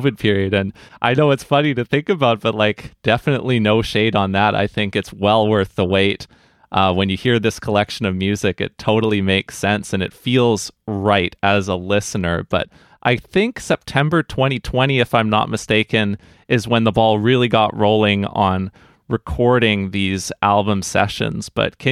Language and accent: English; Vancouver, British Columbia, Canada; I have spent a lot of time in this kind of jazz community in Vancouver and growing up around the Capilano University community